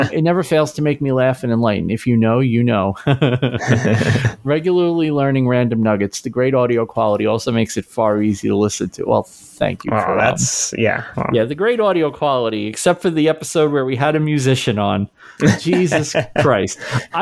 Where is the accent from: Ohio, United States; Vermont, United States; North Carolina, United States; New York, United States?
New York, United States; New York City; I grew up in New York. I've told this a million times, but I grew up in New York City